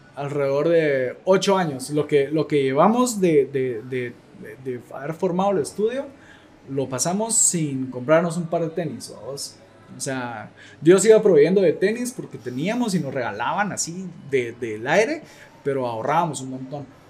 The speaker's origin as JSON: {"language": "Spanish", "country": "Guatemala", "said": "soy fotógrafo guatemalteco."}